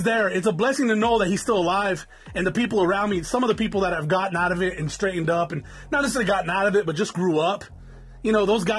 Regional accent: Norwalk, California, United States; Anybody knows where Norwalk is? That's where I was born

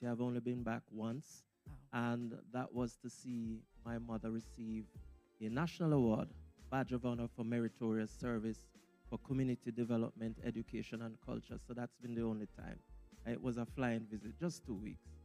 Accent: Port Maria, Saint Mary, Jamaica; moved away; also born or lived in Highgate, Jamaica; I grew up in Port Maria and then Highgate

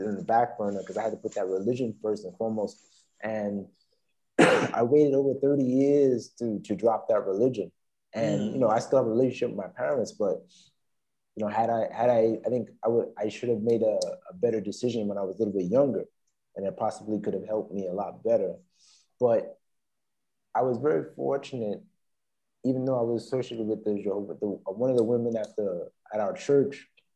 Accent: New York City, New York, United States; moved away; also born or lived in Beijing / Brazil / Taiwan / Cambodia; I'm from Queens, second generation on both sides

